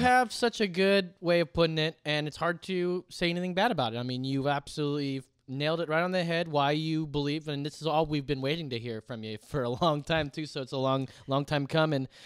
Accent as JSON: {"language": "English", "region": "California", "country": "United States", "said": "California, my home state"}